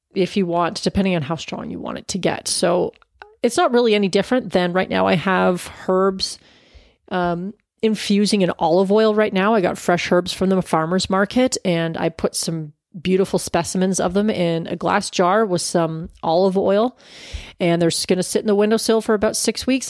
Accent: Canada; as a Canadian

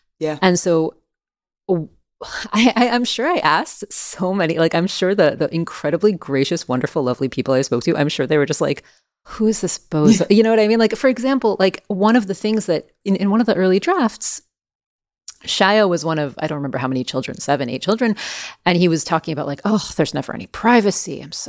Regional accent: France; born there; even though I was born in France. I have French family.

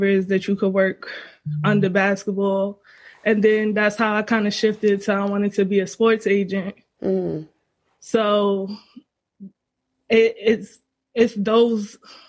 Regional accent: New York City, New York, United States; I'm from the Bronx, and I'm a life coach.

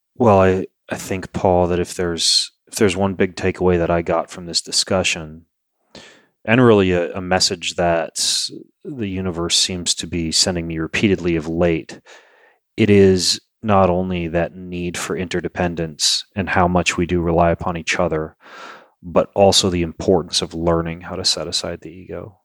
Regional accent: Lewiston, Idaho, United States; I grew up in Lewiston, Idaho

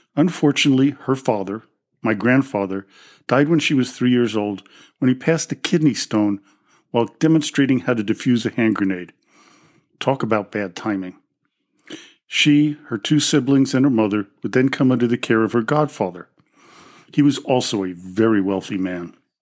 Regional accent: New York City, New York, United States; growing up in the Russian Orthodox community in New York City

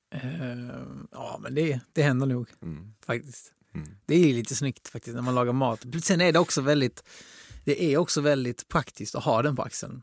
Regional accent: Helsingborg, Skåne, Sweden; now in Stockholm, Sweden; Jag är från Helsingborg

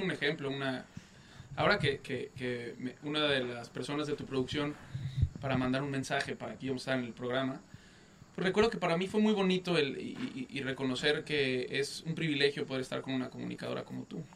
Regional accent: Mexico; para mí es un orgullo como mexicano

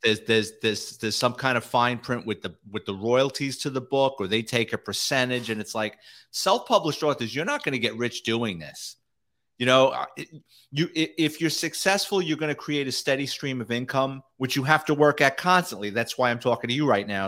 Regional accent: New York City, New York, United States; I grew up in a neighborhood, I like to say it was Irish, Italian, and the mafia sprinkled

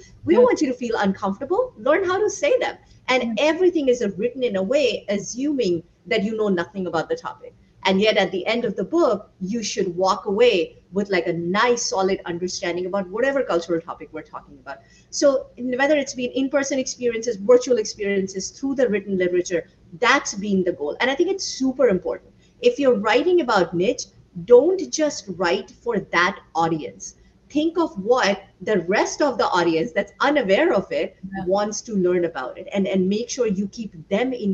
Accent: India; moved away as an adult; So my husband and I both were born and raised in India. I left at the age of 21 for university

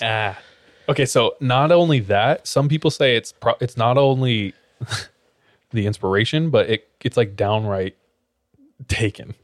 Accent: California, United States; I'm from California

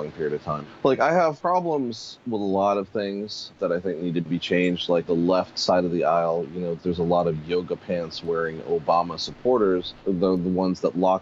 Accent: Pittsburgh, Pennsylvania, United States; also born or lived in Harlem, New York City; now in New York City, United States; I was born and raised in Pittsburgh

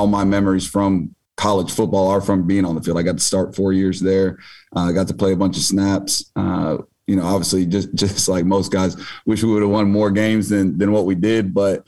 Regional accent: Kansas City, United States; also born or lived in Davenport, Iowa; Obviously, I grew up not too far from here down in Kansas City. I was actually born in Iowa, in Davenpo

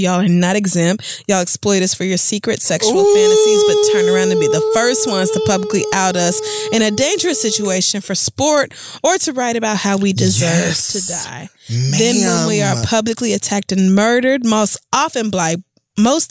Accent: the Bible Belt, United States; I grew up in the Bible Belt

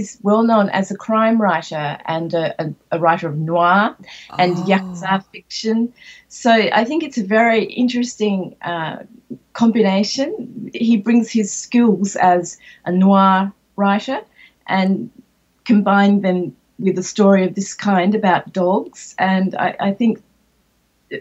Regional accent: Australia; moved away as an adult; also born or lived in Shanghai, China; now in Japan; I'm an Australian born

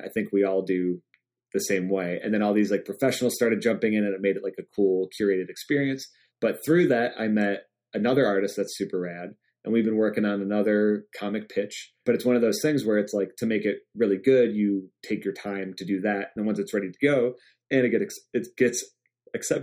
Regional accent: Michigan, United States; I'm from Michigan

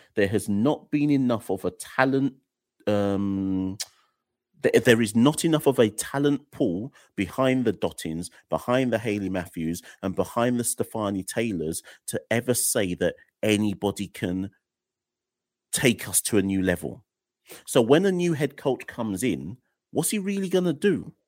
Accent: Jamaica; I'm Jamaican

